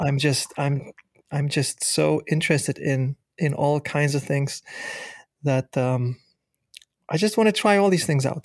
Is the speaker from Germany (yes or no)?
yes; Germany; moved away as an adult; now in United States; me growing up in Germany